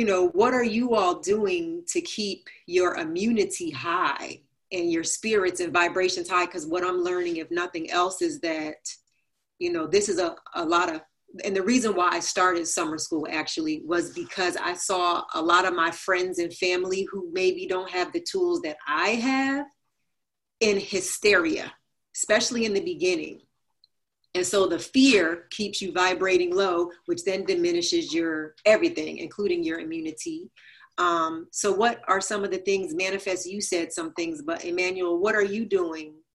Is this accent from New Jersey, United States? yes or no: yes; New Jersey, United States; moved away; I'm from Jersey